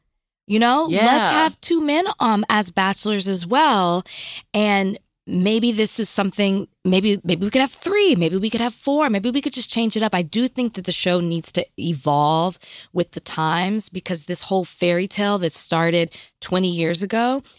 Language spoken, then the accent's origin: English; Dallas, Texas, United States; I'm from Oak Cliff.